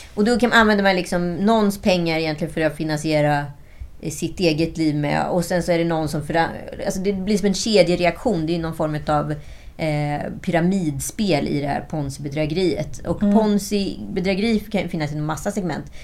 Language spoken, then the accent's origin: Swedish; Sweden; vi som svenskar